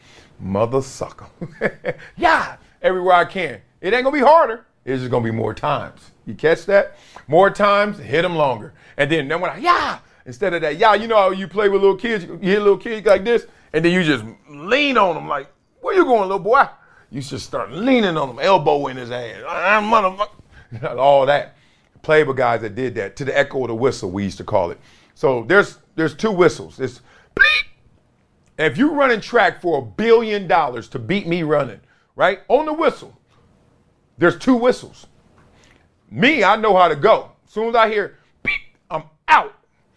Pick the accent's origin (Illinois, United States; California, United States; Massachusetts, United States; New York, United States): New York, United States; Brooklyn; I'm from Brooklyn.